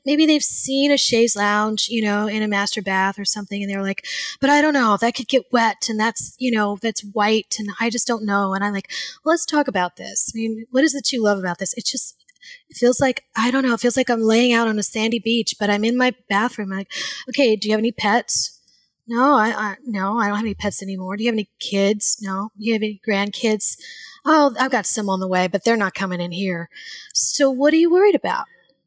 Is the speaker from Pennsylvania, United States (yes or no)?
no; Louisiana, United States; I grew up in Louisiana